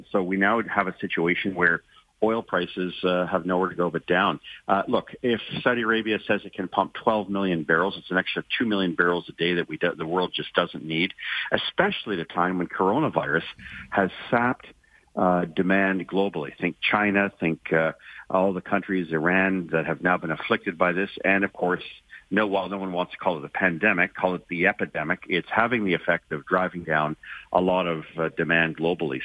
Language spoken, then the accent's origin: English; Ontario, Canada; I'm from Ontario.